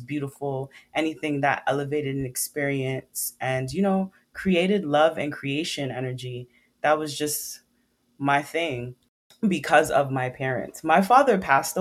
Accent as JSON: {"language": "English", "town": "New York City", "region": "New York", "country": "United States", "tie": "born or raised there", "said": "I'm from Brooklyn, New York. I've been raised by Caribbean parents, Trinidad and Jamaican"}